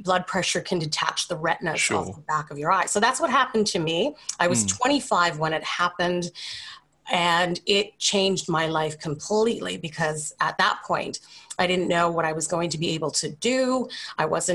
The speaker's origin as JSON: {"language": "English", "town": "Calgary", "region": "Alberta", "country": "Canada", "tie": "born or raised there", "also_born_or_lived": "Brisbane, Australia", "said": "at the age of two, we moved back to Canada, where I was raised in Calgary."}